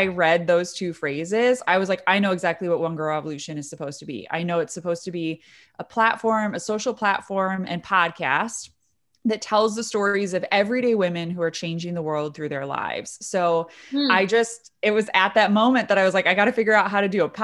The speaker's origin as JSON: {"language": "English", "region": "Michigan", "country": "United States", "also_born_or_lived": "Detroit / Dublin, Ireland", "said": "I'm from Michigan originally. I live in Detroit now and love this city"}